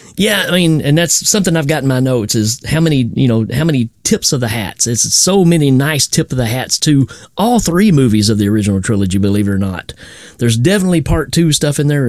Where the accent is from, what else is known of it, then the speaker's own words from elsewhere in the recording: Tennessee, United States; I'm from Tennessee.